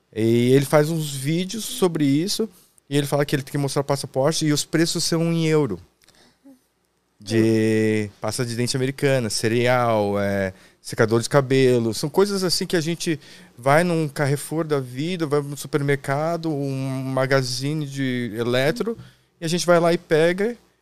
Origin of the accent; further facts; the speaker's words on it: Itajaí, Santa Catarina, Brazil; nasci em Itajaí, Santa Catarina. Ah, eu sou barriga verde